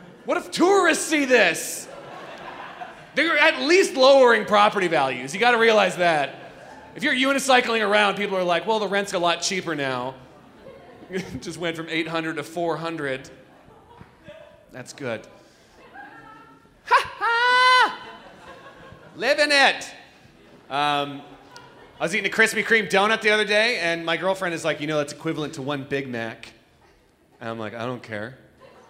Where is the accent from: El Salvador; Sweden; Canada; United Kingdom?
Canada; Toronto, Ontario; I'm from Toronto.